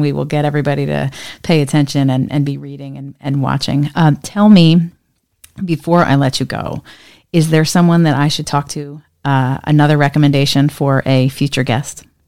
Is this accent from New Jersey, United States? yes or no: yes; New Jersey, United States; my home state of New Jersey